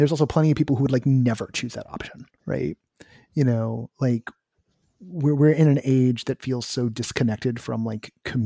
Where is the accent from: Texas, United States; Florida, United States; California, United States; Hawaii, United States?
California, United States; the Bay Area; I'm from the Bay Area in the 90s